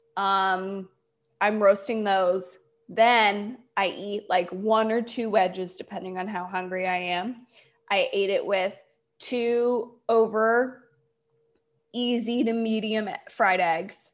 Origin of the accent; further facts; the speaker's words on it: Delaware, United States; also born or lived in Indiana / Cameroon; I grew up in Delaware